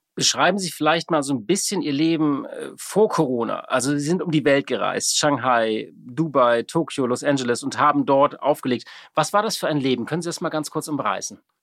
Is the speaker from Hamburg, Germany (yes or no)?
yes; Hamburg, Germany; als Hamburger natürlich äh, viel in der Schanze, natürlich auf dem Kiez